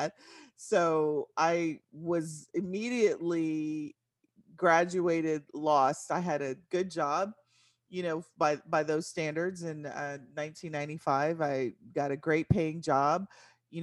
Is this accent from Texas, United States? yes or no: yes; San Antonio, Texas, United States; moved away as an adult; now in Dallas-Fort Worth, United States; I am from San Antonio, Texas, moved to the Dallas-Fort Worth area after I graduated school in 1995